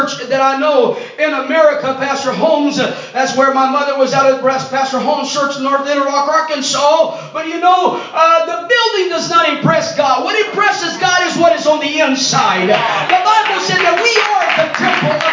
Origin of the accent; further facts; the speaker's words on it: Brazil; first language Portuguese; English is a second language; I was born in Brazil, so my daddy speaks Spanish, my mama speaks English, and I was born in a Portuguese-speaking country